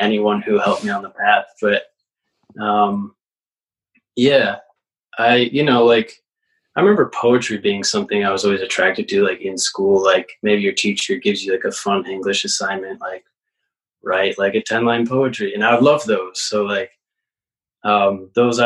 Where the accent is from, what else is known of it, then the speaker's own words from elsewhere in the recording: Victor, New York, United States; also born or lived in Burlington, Vermont; I was born and raised in Victor, which is east side of Rochester